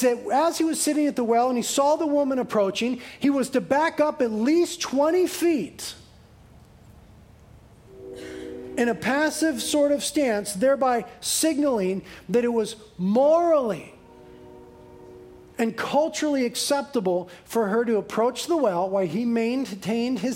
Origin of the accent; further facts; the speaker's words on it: Carpinteria, California, United States; 50% in Carpinteria, my hometown